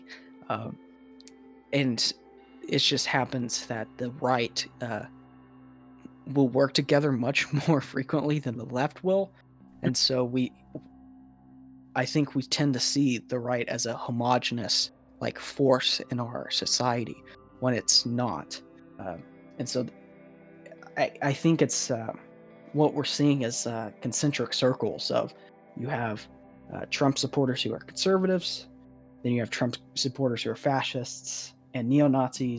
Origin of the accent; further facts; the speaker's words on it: Oklahoma, United States; I grew up in Oklahoma.